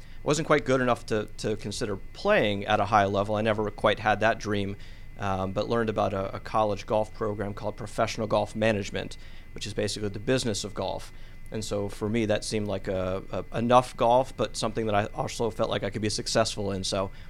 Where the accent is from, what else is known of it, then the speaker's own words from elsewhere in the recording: Maryland, United States; also born or lived in Pittsburgh; A brief pit stop here in Atlanta, but Maryland was home. That's where I grew up, and so I played a lot of sports as a kid.